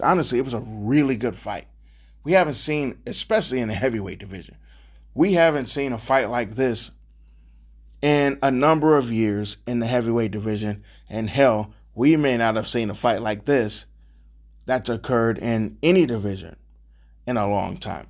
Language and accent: English; Cleveland, Ohio, United States; I'm born and raised in Cleveland